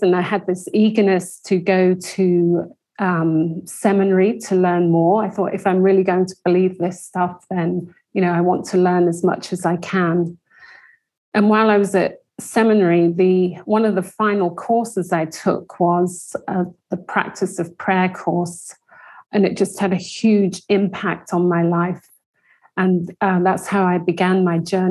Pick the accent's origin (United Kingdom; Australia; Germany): United Kingdom; England; moved away as an adult; also born or lived in London; now in United States; you can tell from my accent that I grew up in England